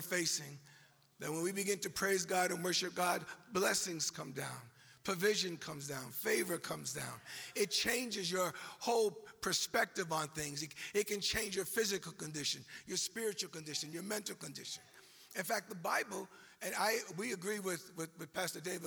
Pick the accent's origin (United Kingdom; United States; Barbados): United States; New York; accent: New York; this is a New York accent